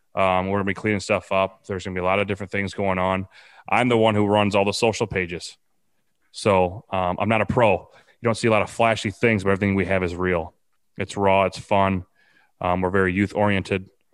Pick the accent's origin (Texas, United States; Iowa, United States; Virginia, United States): Iowa, United States; Preston; now in Bellevue, United States; I'm actually from Preston, Iowa. I live in Bellevue, Iowa now